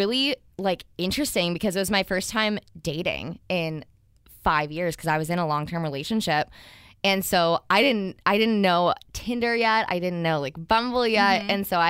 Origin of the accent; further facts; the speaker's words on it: Midwest, United States; moved away as an adult; also born or lived in Ohio; now in San Diego, United States; because I'm from the Midwest